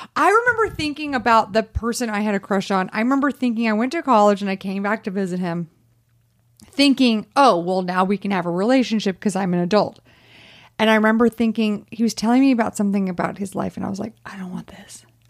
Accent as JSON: {"language": "English", "region": "the South", "country": "United States", "tie": "born or raised there", "said": "I grew up in the South."}